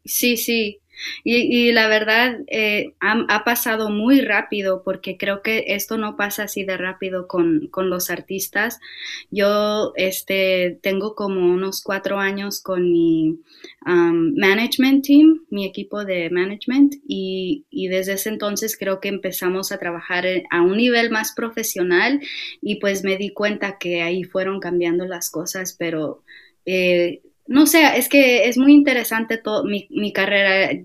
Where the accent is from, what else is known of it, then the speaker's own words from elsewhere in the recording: Mexico; como nosotros mexicanos